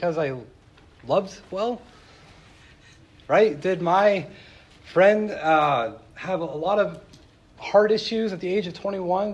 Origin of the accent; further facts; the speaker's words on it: Tehachapi, California, United States; moved away; also born or lived in Chicago; I made friends in my hometown of Tehachapi, California, and I left